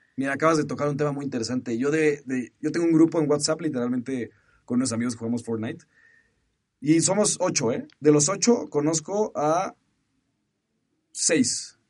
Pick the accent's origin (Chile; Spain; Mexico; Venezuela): Mexico; soy mexicano